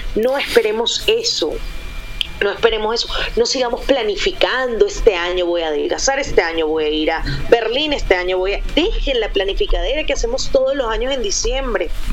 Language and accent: Spanish; Venezuela; also born or lived in Santiago, Chile; now in Medellín, Colombia; soy venezolana, eh, viví cuatro años en Santiago, amo Chile, me siento chilena